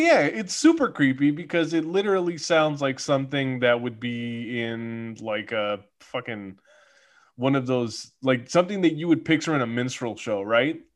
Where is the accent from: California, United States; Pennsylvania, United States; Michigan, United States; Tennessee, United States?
California, United States; as a Californian